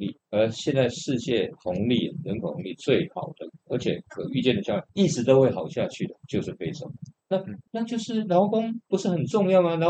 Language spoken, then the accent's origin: Chinese; Taiwan; 我们台湾人